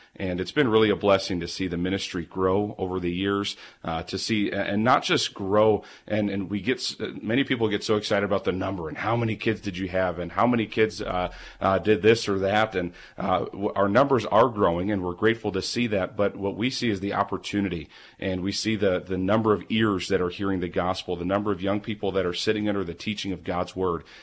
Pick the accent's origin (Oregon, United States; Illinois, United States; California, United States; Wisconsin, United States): Wisconsin, United States; Milwaukee; now in Hillsboro, United States; Growing up in Milwaukee